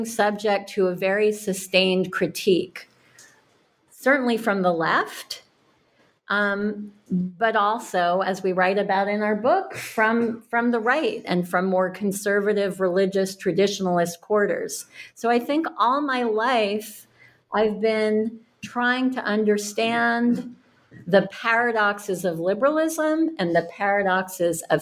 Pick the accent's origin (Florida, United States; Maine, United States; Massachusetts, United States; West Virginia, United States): Massachusetts, United States; Cambridge; I grew up in Cambridge, Mass